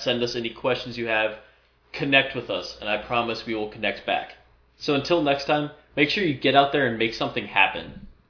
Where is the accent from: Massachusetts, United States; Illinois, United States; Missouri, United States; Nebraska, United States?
Nebraska, United States; Omaha; moved away as an adult; now in Iowa, United States; I'm originally from the Omaha area.